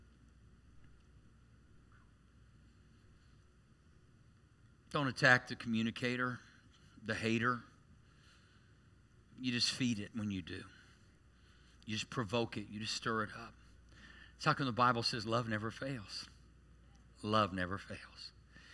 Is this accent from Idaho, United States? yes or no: no; Tulsa, Oklahoma, United States; growing up in Tulsa.